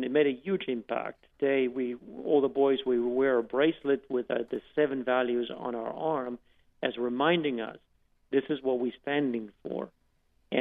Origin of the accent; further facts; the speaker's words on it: South Africa; now in United States; growing up in South Africa